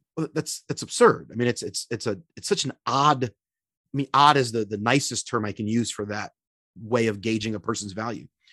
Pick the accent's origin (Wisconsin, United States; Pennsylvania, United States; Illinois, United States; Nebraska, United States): Pennsylvania, United States; Philadelphia; also born or lived in Florida; now in Minneapolis, United States; originally born and raised in Philly, P